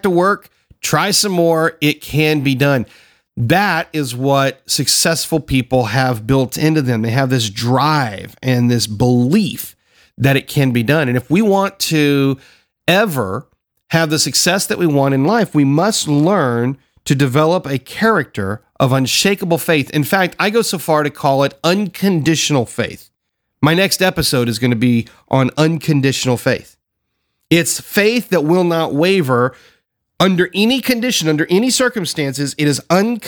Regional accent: the South, United States; I grew up in the South. I grew up down here where we consider it the buckle of the Bible Belt

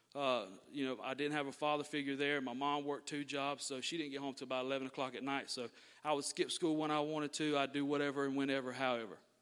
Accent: Thomasville, Georgia, United States; I was born and raised right here in Thomasville, Georgia

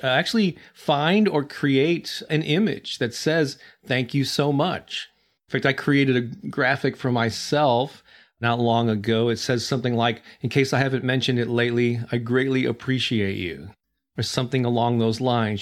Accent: St. Louis, Missouri, United States; Saint Louis, which is where I'm from, still my hometown

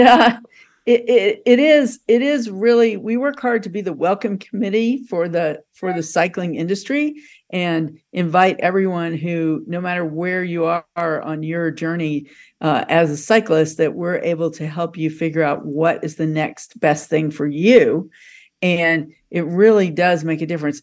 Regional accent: Little Rock, Arkansas, United States; moved away; I'm originally from Little Rock

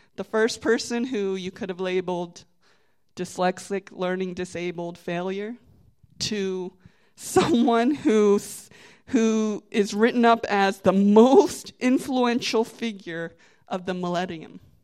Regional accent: Virginia, United States; now in New Jersey, United States; I'm from Virginia

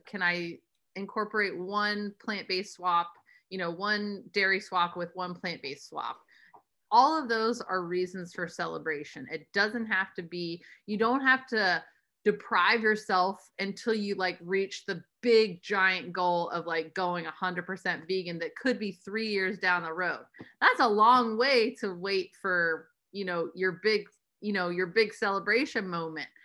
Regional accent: United States

